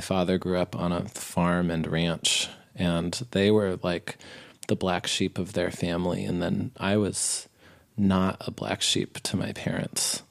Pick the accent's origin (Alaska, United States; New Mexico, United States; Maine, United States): New Mexico, United States; I grew up in New Mexico.